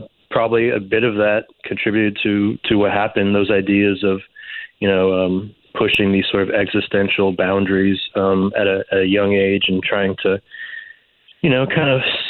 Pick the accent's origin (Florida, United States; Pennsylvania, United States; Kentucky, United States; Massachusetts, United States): Kentucky, United States; Lexington; also born or lived in New York; Yeah, you know, I had pretty much a normal sort of middle-class suburban upbringing in Lexington. Nothing too exciting. I was born in upstate New York. My family moved around a lot when I was younger. We wound up in Kentucky, of all places.